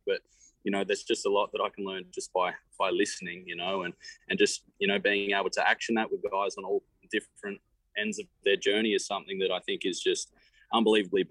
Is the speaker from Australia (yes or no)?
yes; Australia; moved away as an adult; now in United States; I'm an Australian at heart